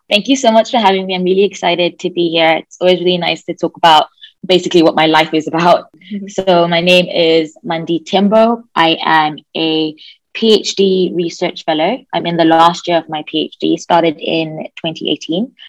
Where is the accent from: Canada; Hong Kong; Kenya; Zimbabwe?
Zimbabwe; I'm from Zimbabwe